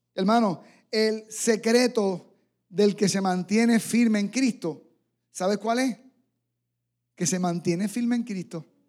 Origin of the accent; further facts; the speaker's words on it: San Germán, Puerto Rico; en mi pueblo natal, allí en San Germán